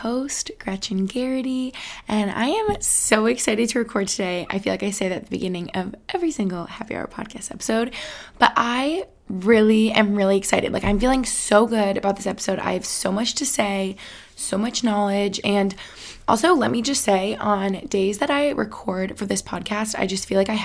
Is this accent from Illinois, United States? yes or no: no; Albany, New York, United States; also born or lived in Boston, Massachusetts; now in Allentown, United States; my hometown in Albany